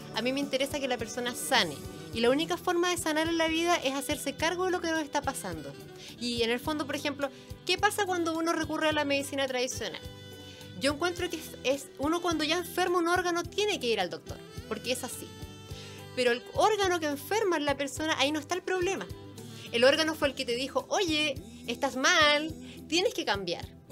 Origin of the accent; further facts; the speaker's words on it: Concepción, Biobío, Chile; moved away as an adult; now in Santiago, Chile; yo soy oriunda de Concepción. Vivo hace 10 años acá en Santiago.